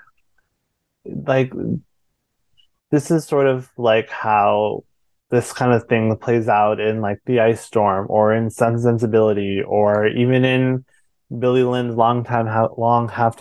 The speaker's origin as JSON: {"language": "English", "country": "India", "said": "I'm not Taiwanese, I'm Indian"}